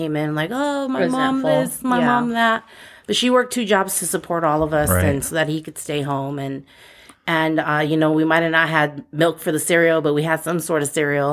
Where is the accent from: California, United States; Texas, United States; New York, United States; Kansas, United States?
California, United States; Altadena; also born or lived in Pasadena; I was born in Pasadena, but I grew up in Altadena.